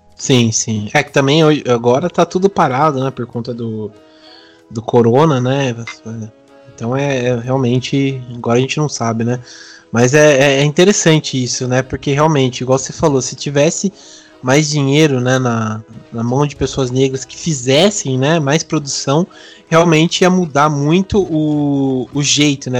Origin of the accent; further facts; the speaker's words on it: Brazil; tanto como brasileiro